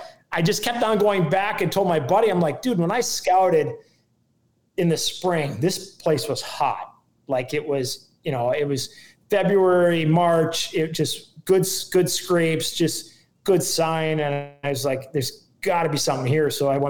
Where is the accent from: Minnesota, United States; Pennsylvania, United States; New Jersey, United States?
Minnesota, United States; And it was the coldest I've been in a long time. And I'm from Minnesota.